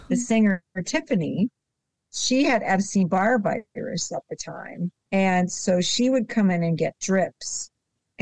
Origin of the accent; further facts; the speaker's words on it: Buffalo, New York, United States; moved away; I grew up in Buffalo